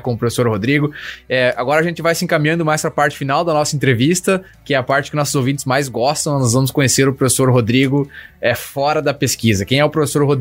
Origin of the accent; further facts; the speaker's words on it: Brazil; now in Kansas, United States; eu sou brasileiro